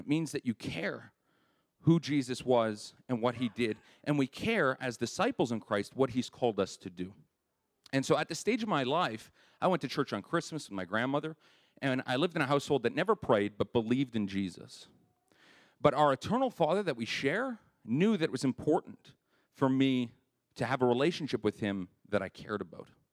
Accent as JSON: {"language": "English", "town": "Winnipeg", "region": "Manitoba", "country": "Canada", "tie": "born or raised there", "said": "I grew up in Winnipeg"}